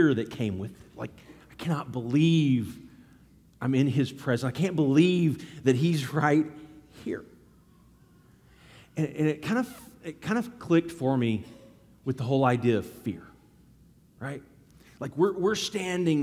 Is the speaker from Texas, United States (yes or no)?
yes; Dallas, Texas, United States; I grew up in Texas and Dallas